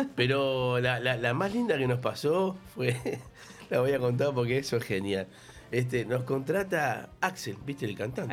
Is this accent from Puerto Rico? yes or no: no; Uruguay; now in Argentina; también soy uruguayo